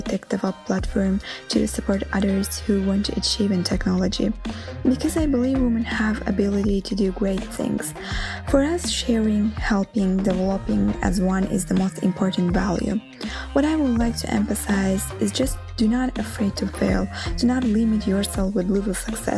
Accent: Azerbaijan; now in Rome, Italy; Although I'm living in Rome, originally I am from Azerbaijan

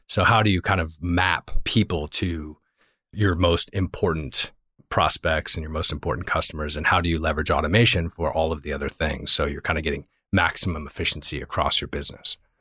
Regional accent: Virginia, United States; moved away as an adult; also born or lived in Northeast US / Europe / Los Angeles; now in Bay Area, United States; I actually am from Virginia. I grew up in Virginia.

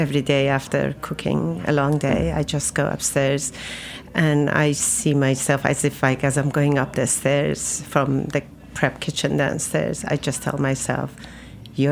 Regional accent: Isfahan, Iran; moved away as an adult; now in New York, United States; I grew up in Isfahan, which is a center of Iran

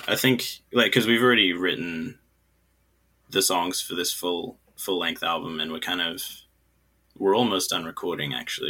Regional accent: China; also born or lived in New Zealand; Because I'm from New Zealand, right, but I grew up in China. And so I don't really feel like I'm from New Zealand, but I can't really feel like I'm from China either.

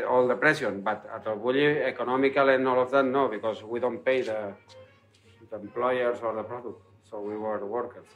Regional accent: Barcelona, Catalonia, Spain; English is a second language; I'm from Barcelona

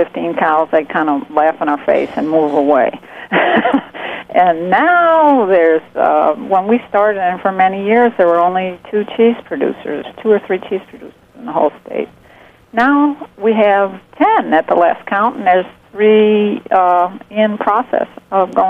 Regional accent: the South, United States; now in Alabama, United States; I grew up in the South, so it feels very natural to be here.

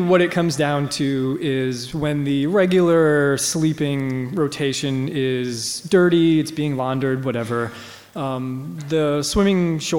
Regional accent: Saugus, Massachusetts, United States; I grew up in a town called Saugus, Massachusetts. North Shore of Boston.

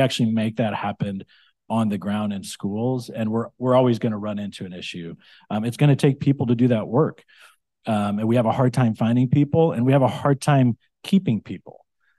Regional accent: California, United States; I grew up in the Central Valley. I grew up in a small town in the Central Valley.

